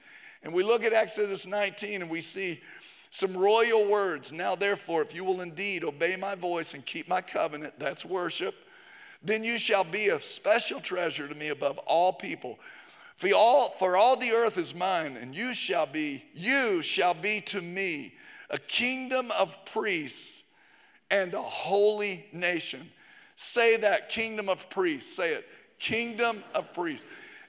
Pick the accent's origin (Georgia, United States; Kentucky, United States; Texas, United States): Georgia, United States; also born or lived in Tennessee; I'm from Tennessee. I grew up in North Georgia.